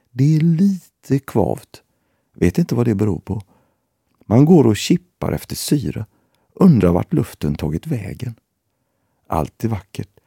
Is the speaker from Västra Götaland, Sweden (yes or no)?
yes; Gothenburg, Västra Götaland, Sweden; Vi är göteborgare. Vi älskar Göteborg.